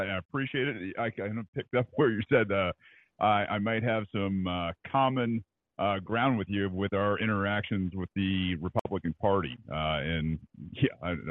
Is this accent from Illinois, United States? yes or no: no; Georgia, United States; also born or lived in Michigan; I grew up down here in Georgia